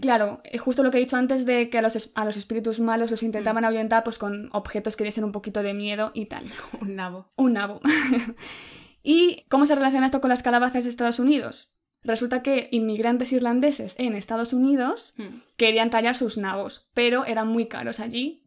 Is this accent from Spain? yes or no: yes; Spain